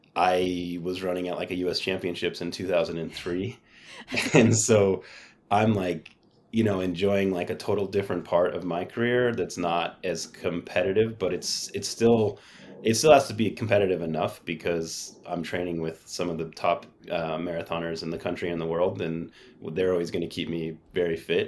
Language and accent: English; San Diego, California, United States; I'd play soccer in the winter because I grew up in San Diego